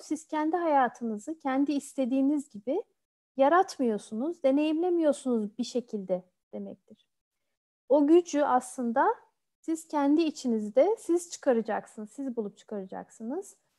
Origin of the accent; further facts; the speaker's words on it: Turkey; moved away as an adult; also born or lived in Odense, Denmark / Bordeaux, France; Türkiye'de doğdum, büyüdüm.